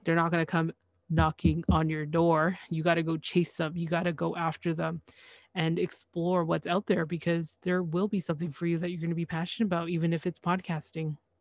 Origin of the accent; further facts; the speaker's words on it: Canada; I am Canadian